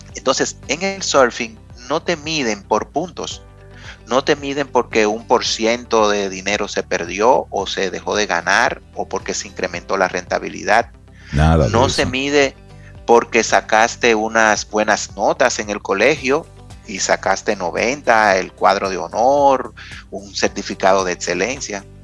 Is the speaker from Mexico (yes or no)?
no; Dominican Republic; nosotros como dominicanos